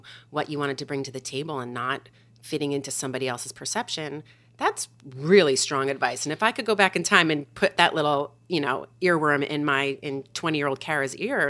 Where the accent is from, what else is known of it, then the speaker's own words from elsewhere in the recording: New Jersey, United States; moved away as an adult; now in New York, United States; I'm from New Jersey. I came to college here. The city was my home away from